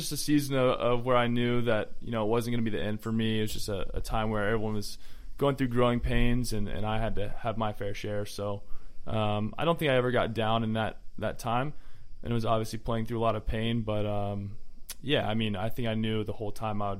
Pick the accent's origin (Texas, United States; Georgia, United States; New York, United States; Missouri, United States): Georgia, United States; So I actually root against my Hawks.